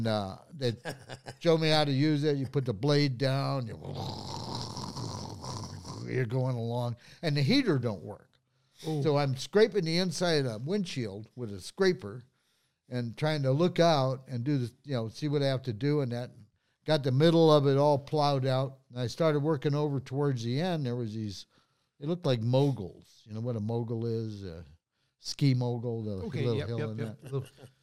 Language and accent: English; Highland Park, Michigan, United States; I was born in Highland Park